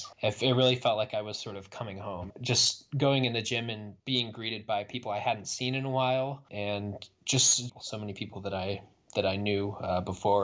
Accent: Indiana, United States; it was in my home state

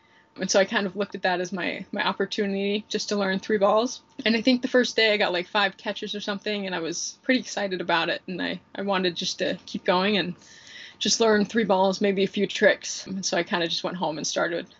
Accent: Salt Lake City, Utah, United States; I'm from Salt Lake City, Utah. And I've really spent most of my life there.

